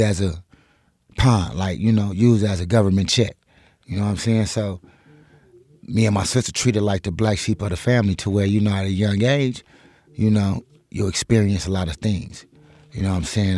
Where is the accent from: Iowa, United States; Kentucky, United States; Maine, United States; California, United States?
California, United States; Compton; moved away as an adult; now in Reno, United States; I grew up in Cobbs, California